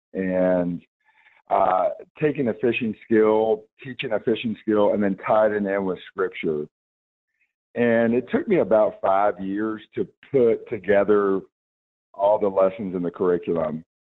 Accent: Roanoke, Virginia, United States; also born or lived in Salem, Virginia; I am from a, uh, an area called Roanoke, Virginia

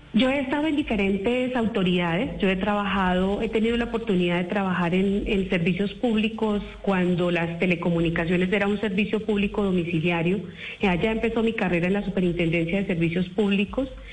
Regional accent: Aquitania, Boyacá, Colombia; moved away; yo soy una mujer rural, yo vengo de Aquitania, Boyacá, en donde mi papá, pues, eh, su profesión fue cultivar la cebolla larga

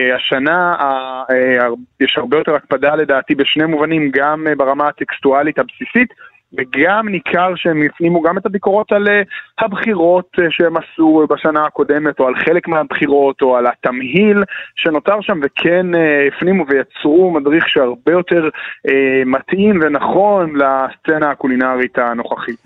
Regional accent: Jerusalem, Jerusalem District, Israel; אני כירושלמי שגם סיקר את לרז'אנס

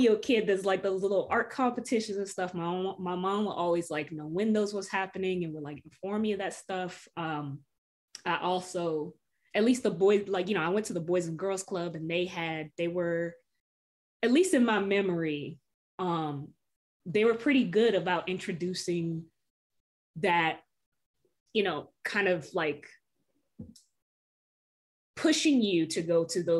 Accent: Norfolk, Virginia, United States; the areas that I was growing up in Norfolk

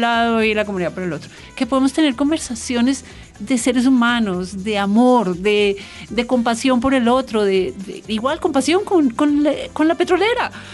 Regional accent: Bogotá, Colombia; yo soy bogotana y hablo diferente

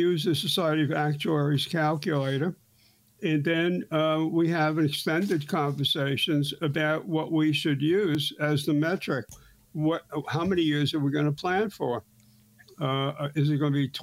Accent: New York City, New York, United States; I grew up in Brooklyn and we had six channels

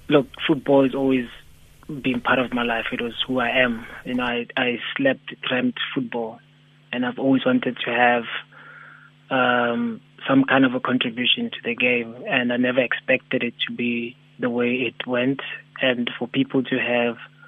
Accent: Soweto, Gauteng, South Africa; we grew up in Soweto

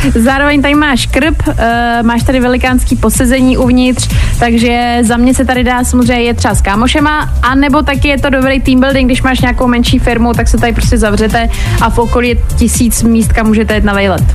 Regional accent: Česká Lípa, Liberec Region, Czechia; Já vlastně sama pocházím z Český Lípy, což je kousek

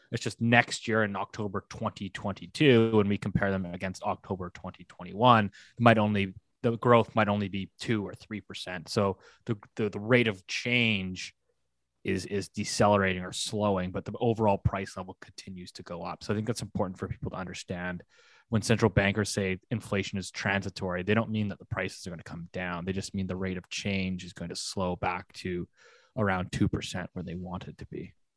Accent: Canada; good Canadian folks that we are

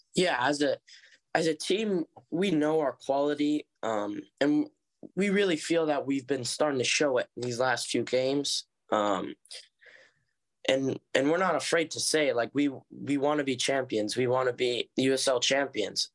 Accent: Oceanside / Cardiff by the Sea, San Diego, California, United States; grew up in Oceanside, um, until I was about eight years

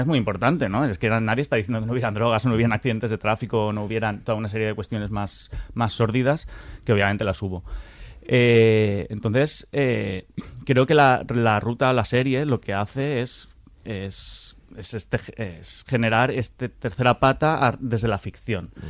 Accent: Valencia, Valencian Community, Spain; como valenciano

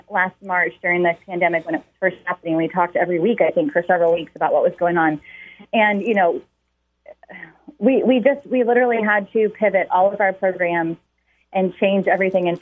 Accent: Lafayette, Indiana, United States; also born or lived in Rushville, Indiana; I actually grew up in Lafayette. I started out school at Mayflower, but then went to Rushville. My dad took a job over in Rushville, Indiana. I feel like I grew up over there. Then unfortunately my parents split up and I moved back over to the Lafayette area and ended up graduating from Benton Central

